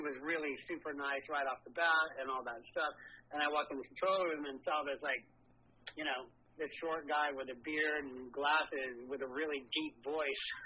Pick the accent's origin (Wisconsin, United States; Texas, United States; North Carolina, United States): Texas, United States; moved away; growing up in Texas